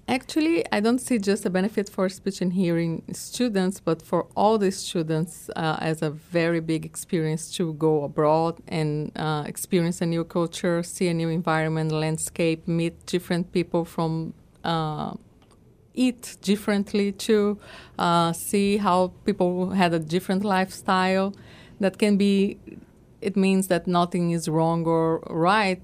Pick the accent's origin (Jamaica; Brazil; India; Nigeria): Brazil; moved away; in Brazil we don't speak so much English we don't have like a second language